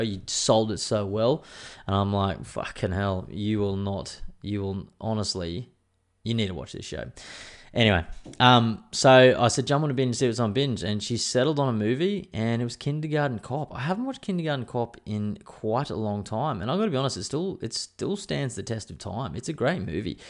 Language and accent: English; Queensland, Australia; I'm a Queenslander